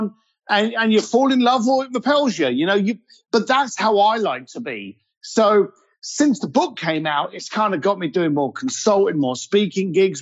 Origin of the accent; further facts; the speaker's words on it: London, United Kingdom; I was a bricklayer from East London